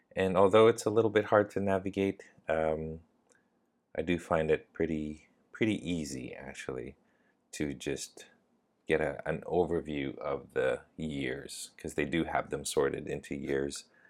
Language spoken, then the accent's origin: English; Canada; now in Thailand; I live in Thailand, but I'm Canadian